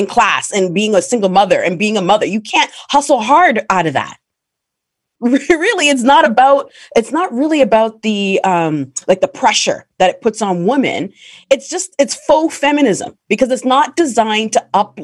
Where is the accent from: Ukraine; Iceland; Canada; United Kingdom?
Canada; as a Black woman, especially growing up in Canada